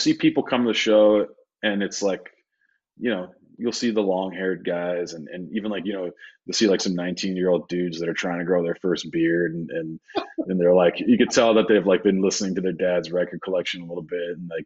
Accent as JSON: {"language": "English", "town": "Saskatoon", "region": "Saskatchewan", "country": "Canada", "tie": "born or raised there", "also_born_or_lived": "Sydney, Australia / Vancouver", "moved": "as an adult", "lives_now": "Toronto, Canada", "said": "Saskatoon is my hometown because it's like all my teens, you know, my 20s. You know, just like that's where I literally grew up"}